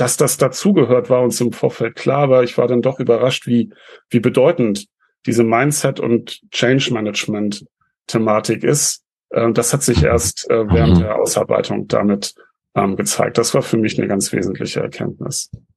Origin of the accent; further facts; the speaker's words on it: Northern Germany, Germany; bei uns in Norddeutschland